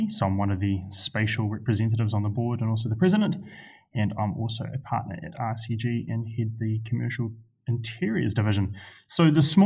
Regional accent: Christchurch, Canterbury, New Zealand; moved away; I grew up in Christchurch

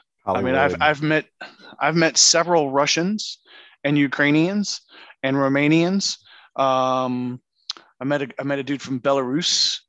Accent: Canada; And then I'm Canadian.

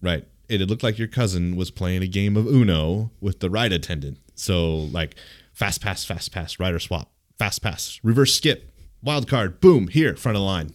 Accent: Southern California, United States; I grew up in Southern California

